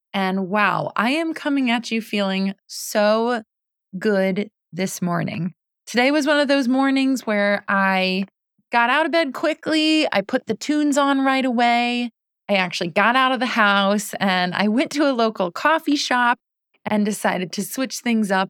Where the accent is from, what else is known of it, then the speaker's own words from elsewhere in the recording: Connecticut, United States; moved away as an adult; also born or lived in New York City / Boston; I grew up in Connecticut. So home is Connecticut